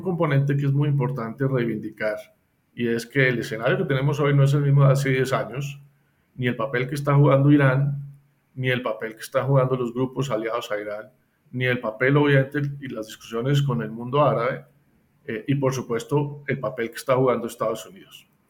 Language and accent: Spanish; Colombia; a nosotros como colombianos